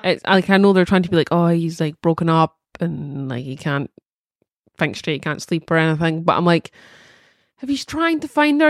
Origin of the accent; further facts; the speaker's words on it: Scotland, United Kingdom; being Scottish